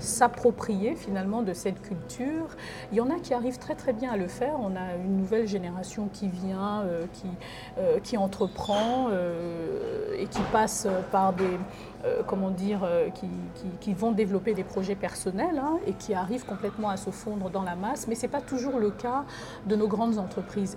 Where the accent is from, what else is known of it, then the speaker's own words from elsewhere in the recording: Libreville, Estuaire, Gabon; now in France; Moi je suis née à Libreville